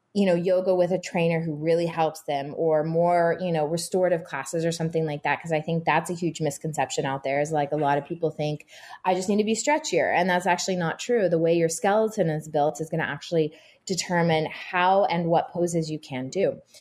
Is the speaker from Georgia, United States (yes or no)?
no; Texas, United States; also born or lived in Boston / Miami / Utah; now in New York, United States; I grew up in Texas in the 80s, early 90s as a little girl